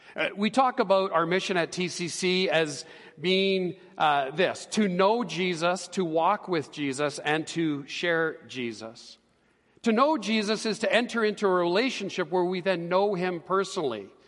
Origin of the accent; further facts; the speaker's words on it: Edmonton, Alberta, Canada; also born or lived in Calgary; I was born and raised here in Edmonton